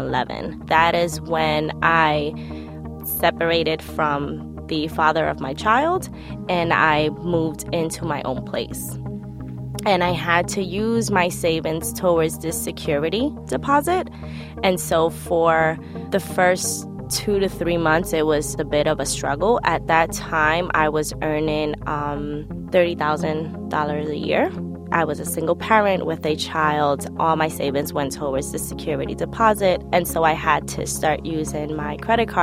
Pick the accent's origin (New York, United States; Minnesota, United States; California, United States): New York, United States; New York City; I was born and raised in Brooklyn, New York